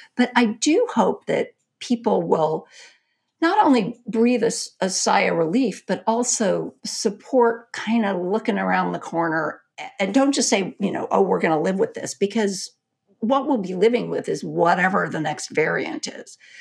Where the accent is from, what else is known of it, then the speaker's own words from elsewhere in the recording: Texas, United States; I'm a Texan